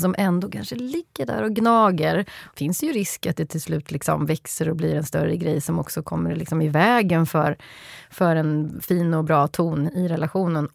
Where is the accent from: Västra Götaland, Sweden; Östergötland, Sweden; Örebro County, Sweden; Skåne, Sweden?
Västra Götaland, Sweden; Skövde; Det är Skövde, ja. där jag kommer ifrån.